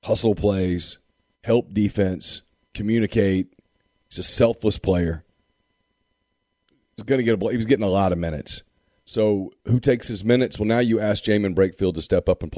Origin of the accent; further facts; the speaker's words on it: Ruston, Louisiana, United States; I'm from Ruston, too